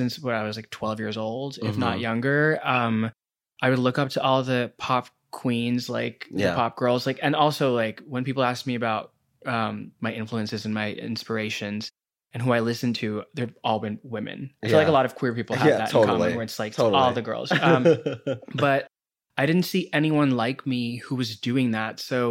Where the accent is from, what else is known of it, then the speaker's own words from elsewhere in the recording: New Delhi, Delhi, India; moved away as an adult; now in United States; Yeah, I grew up in New Delhi, which is in India. Mm-hmm. And I moved here to go to college at 18.